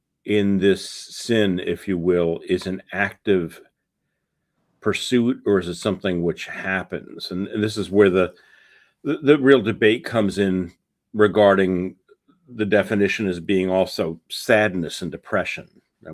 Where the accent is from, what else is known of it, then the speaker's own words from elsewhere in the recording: New York City, New York, United States; I am originally from New York City